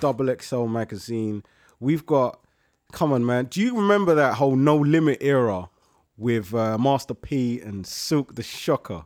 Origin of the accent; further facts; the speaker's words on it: London, United Kingdom; The borough means to me home. That's where I'm born and raised, Whitcross Hospital